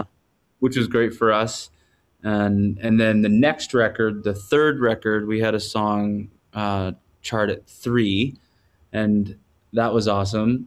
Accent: Quadra Island, British Columbia, Canada; also born or lived in Campbell River, British Columbia; I was raised on a small island close to there, a ten-minute ferry ride from where I was born on Quadra Island

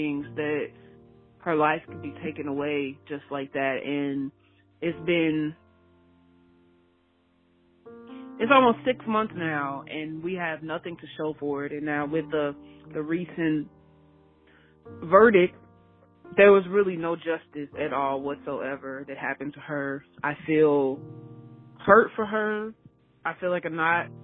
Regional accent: Chicago, Illinois, United States; I'm from Chicago

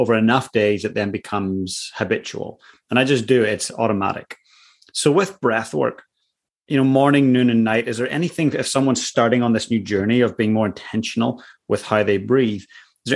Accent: Northern Ireland, United Kingdom; growing up in Northern Ireland

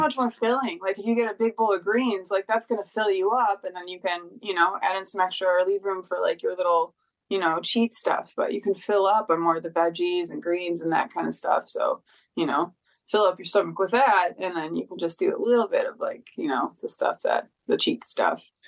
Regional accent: Detroit, Michigan, United States; moved away; I'm from Detroit originally.

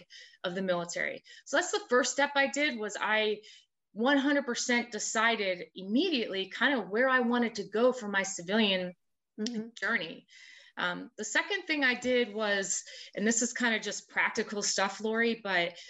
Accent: Rhode Island, United States; moved away as an adult; also born or lived in South Carolina; I'm from Rhode Island

